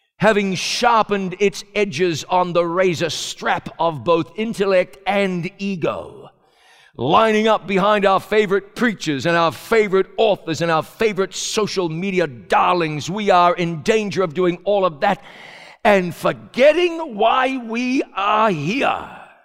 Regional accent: New Zealand; moved away; a kid growing up in New Zealand

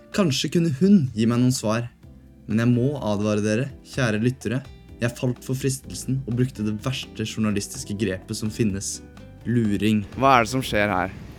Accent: Oslo, Norway; født og oppvokst i Oslo

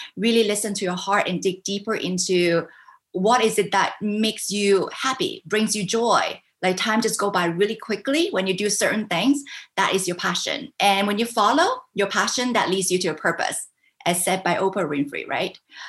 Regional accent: Vancouver, British Columbia, Canada; also born or lived in Hong Kong / United States / Singapore; now in Taiwan; I was born in Hong Kong. I grew up in Canada, Vancouver, Canada.

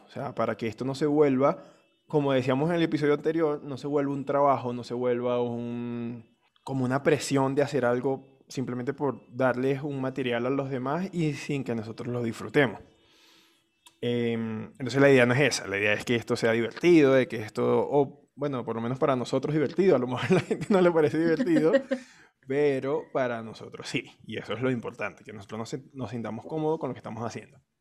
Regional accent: Venezuela; now in Colombia; nosotros no emigramos de Venezuela

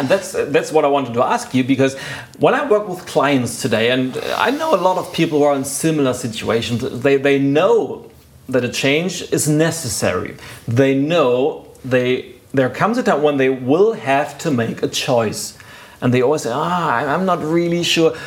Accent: Lübeck, Schleswig-Holstein, Germany; I was doing civil work in a university a hospital in my hometown, Lübeck

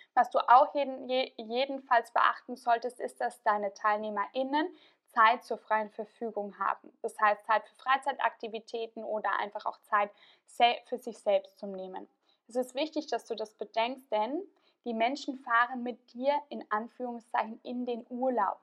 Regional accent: Tyrol, Austria; moved away; in meiner alten Heimat in Tirol.

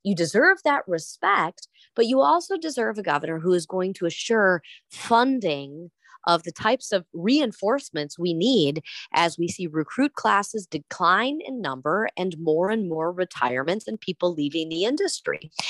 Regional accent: Wisconsin, United States; I'm from Wisconsin

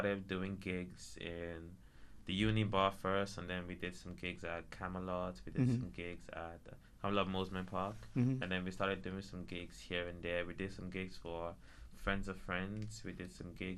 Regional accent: Port Harcourt, Rivers State, Nigeria; first language English; moved away as an adult; also born or lived in United Kingdom; now in Perth, Australia; I was born and raised in River State, Port Harcourt

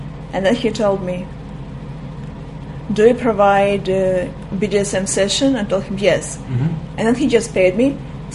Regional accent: Crimea, Ukraine; English is a second language; moved away as an adult; also born or lived in Russia; now in Israel; originally I'm from Crimea, and here in Israel I'm for almost 17 years.

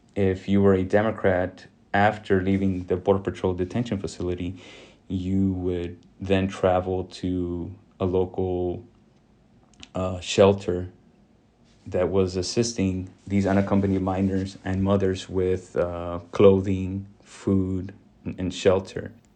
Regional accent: Rio Grande Valley, Texas, United States; also born or lived in Illinois; I was born in Illinois, but, but raised in the Rio Grande Valley

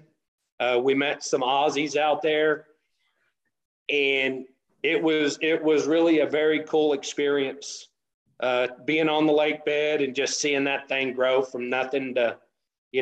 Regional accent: West Texas, United States; also born or lived in Denver City, Texas / San Antonio, Texas / Andrews, Texas; I grew up in West Texas

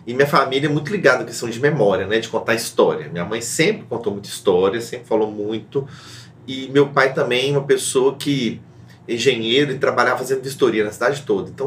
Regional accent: Belo Horizonte, Minas Gerais, Brazil; eu nasci na Lagoinha, né? Vivi lá minha vida toda. É, e minha família é de imigrantes italianos que vieram trabalhar na construção da cidade. Então, sou quarta geração de Belo Horizontinos, de pessoas que nasceram aqui na cidade

